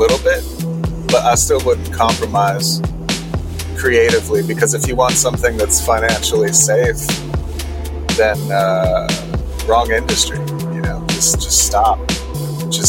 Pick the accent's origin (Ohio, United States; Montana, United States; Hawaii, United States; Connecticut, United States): Connecticut, United States; Stamford; also born or lived in New Canaan, Connecticut; I was born in Stamford, Connecticut, so I'm from Connecticut originally